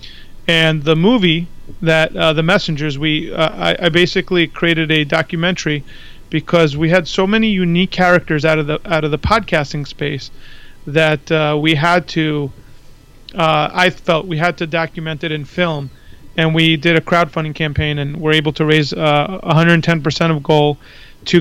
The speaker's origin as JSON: {"language": "English", "region": "New York", "country": "United States", "tie": "born or raised there", "moved": "as an adult", "lives_now": "Florida, United States", "said": "I grew up in New York, and my parents are from Greece, so I'm first generation"}